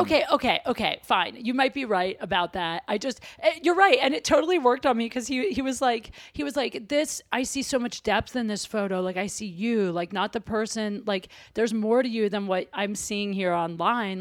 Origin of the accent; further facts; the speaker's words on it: Ohio, United States; I'm from Ohio.